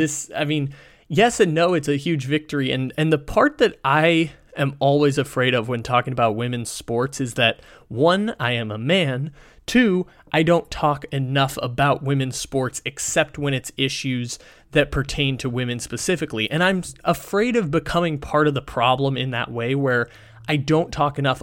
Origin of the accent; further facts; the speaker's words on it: San Diego, California, United States; my hometown